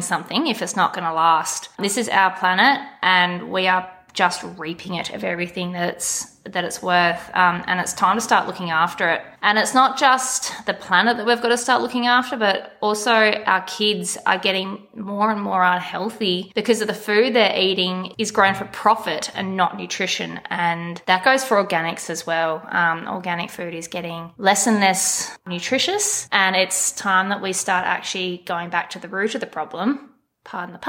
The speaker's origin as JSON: {"language": "English", "area": "Gascoyne", "region": "Western Australia", "country": "Australia", "tie": "born or raised there", "lives_now": "Walkaway, Australia", "said": "My parents raised me on a station in the Gascoyne"}